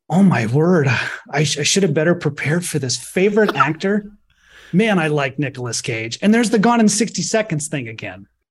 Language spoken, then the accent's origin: English; Detroit, Michigan, United States; I was from Detroit